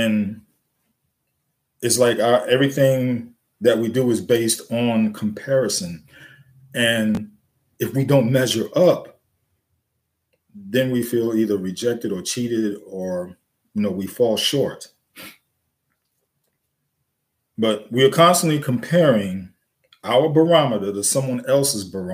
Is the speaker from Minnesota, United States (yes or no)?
no; New York City, New York, United States; I grew up in the Bronx, New York, South Bronx